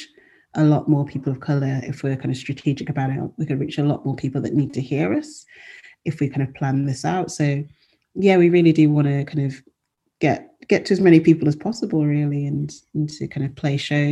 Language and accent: English; England, United Kingdom